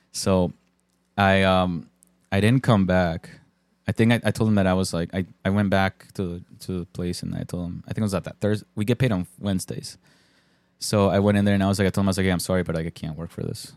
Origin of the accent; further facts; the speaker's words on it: Bristol, Connecticut, United States; also born or lived in Colombia; in Bristol, too, where I lived, my hometown